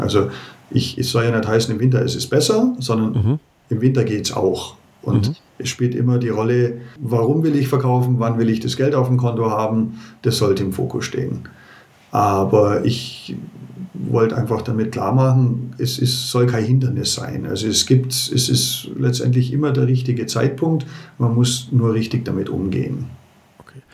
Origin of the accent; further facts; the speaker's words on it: Germany; bei uns in Deutschland